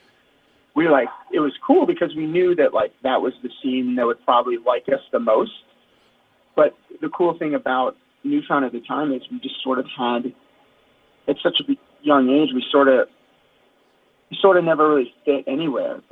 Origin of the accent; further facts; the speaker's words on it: South Florida, United States; growing up in South Florida